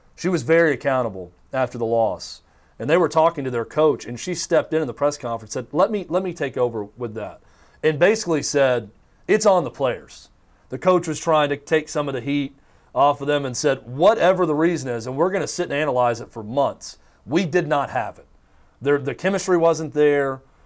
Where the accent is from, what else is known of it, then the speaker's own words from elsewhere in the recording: United States; I am an American